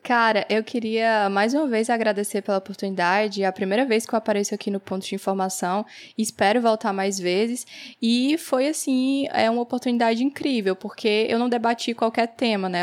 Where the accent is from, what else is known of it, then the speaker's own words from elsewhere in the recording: Northeast Region, Brazil; eu sou aqui do Nordeste